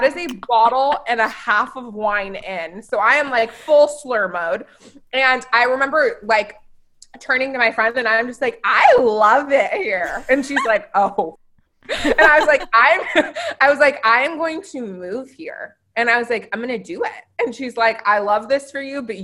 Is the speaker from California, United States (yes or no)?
no; Oregon City, Oregon, United States; I grew up in Oregon City